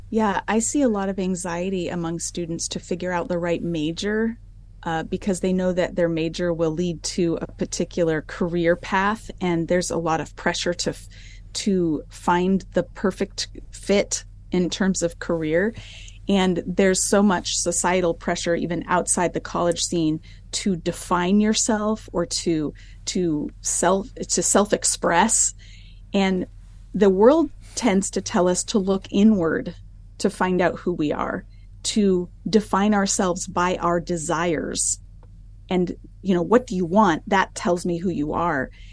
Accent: United States; moved away as an adult; now in Alberta, Canada; I grew up in the United States in a Christian home

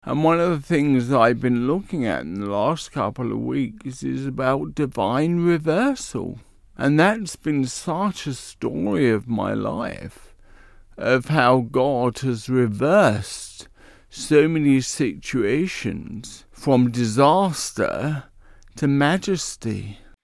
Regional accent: London, United Kingdom; accent: Cockney; moved away; also born or lived in Bexley, Kent; I actually was born in the East End of London. Can you tell I'm a Cockney?

